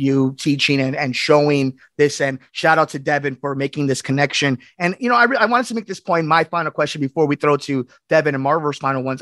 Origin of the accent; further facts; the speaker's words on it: Berwyn, Illinois, United States; I'm Berwyn boy myself